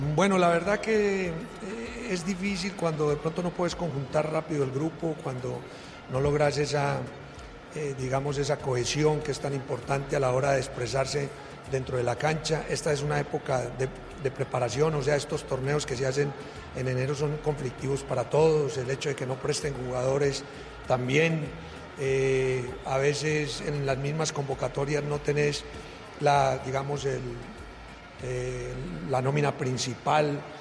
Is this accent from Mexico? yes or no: no; Colombia; como colombiano